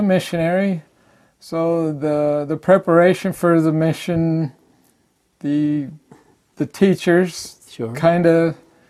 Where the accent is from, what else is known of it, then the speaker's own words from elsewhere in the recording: Lehi, Utah, United States; I was born in Lehi. Okay. Grew up.